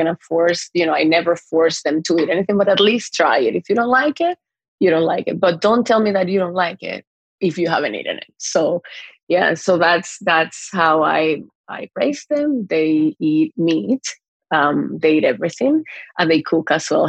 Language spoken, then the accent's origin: English; Dominican Republic; moved away as an adult; also born or lived in Montreal, Canada / Mexico City, Mexico; now in Toronto, Canada; growing up in Dominican